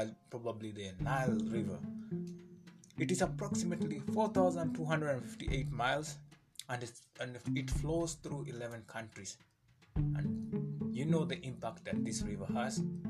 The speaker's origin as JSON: {"language": "English", "country": "Kenya", "said": "I was born in Africa. I'm a Kenyan"}